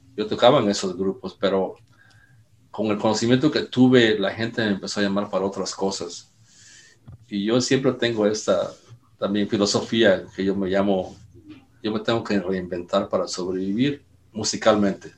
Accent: Mexico; moved away; aunque soy mexicano

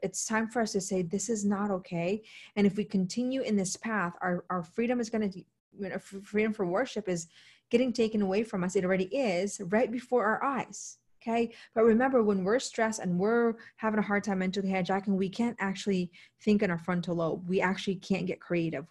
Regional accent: United States; an American

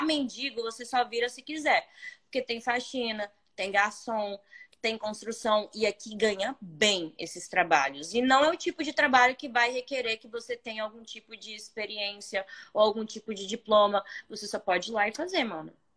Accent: interior of Espírito Santo, Brazil; moved away as an adult; now in Toronto, Canada; Sou bem do interior do Espírito Santo

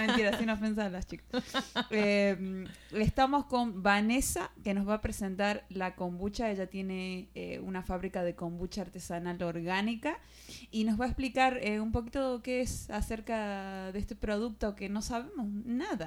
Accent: Argentina; de Argentina

